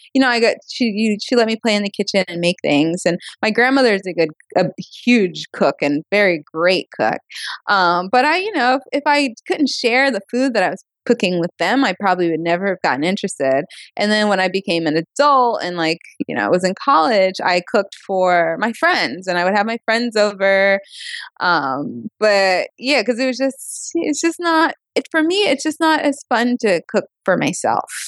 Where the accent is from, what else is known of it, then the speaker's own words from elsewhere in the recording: the South, United States; I am from the South